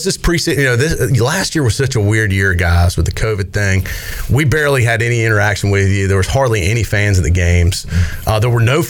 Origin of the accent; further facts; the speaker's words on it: Raleigh, North Carolina, United States; because I'm from Raleigh too.